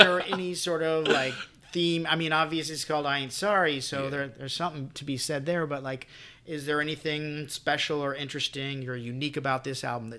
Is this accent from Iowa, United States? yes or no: no; Phoenix, Arizona, United States; I grew up in the West Valley